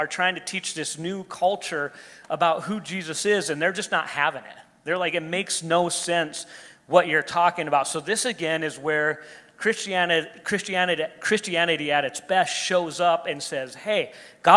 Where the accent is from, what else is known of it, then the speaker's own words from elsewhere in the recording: United States; us as an American culture